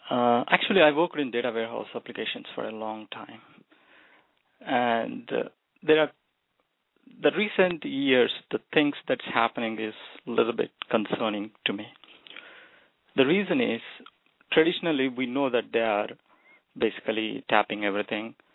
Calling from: United States; from US.

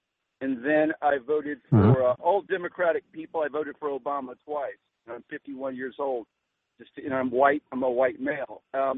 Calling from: Florida, United States; I am from Florida.

